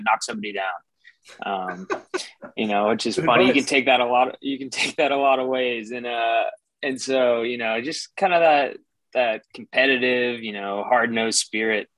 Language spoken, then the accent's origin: English; Petaluma, California, United States; moved away; I'm from Northern California, this little town about 45 minutes north of San Francisco called Petaluma.